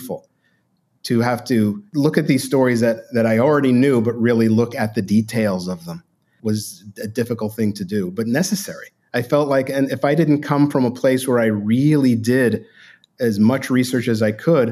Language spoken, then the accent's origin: English; New York City, New York, United States; I grew up in Brooklyn, New York, in a Jewish, Italian, Irish neighborhood